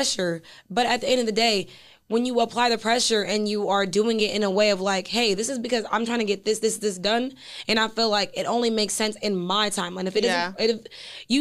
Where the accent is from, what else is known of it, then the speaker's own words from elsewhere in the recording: Midwest, United States; I'm from the Midwest too